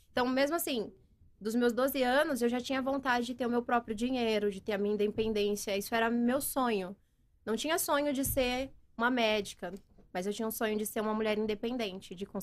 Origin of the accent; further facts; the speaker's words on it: Americana, São Paulo, Brazil; moved away as an adult; also born or lived in Sumaré; now in Nova Odessa, Brazil; Eu sou de Americana. Nasci em Americana, uhum. cresci em Americana. E aí depois eu, quando eu comecei no Instagram há seis anos e eu mudei para Sumaré.